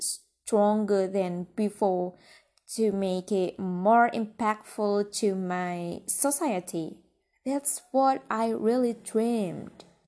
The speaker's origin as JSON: {"language": "English", "region": "Central Java", "country": "Indonesia", "tie": "born or raised there", "said": "I was born in a rural village. It's very peaceful, you know. You have to visit it when you come to central Java."}